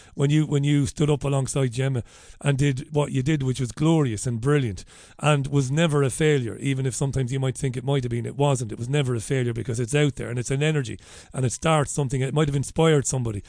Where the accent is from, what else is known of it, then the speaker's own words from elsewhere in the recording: Ireland; we're Irish